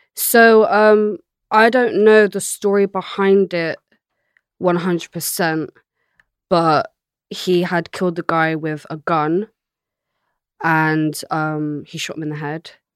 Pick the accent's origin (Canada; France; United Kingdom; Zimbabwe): United Kingdom; Bristol, South West England; moved away; also born or lived in London; she raised me in a place called Hartcliff in Bristol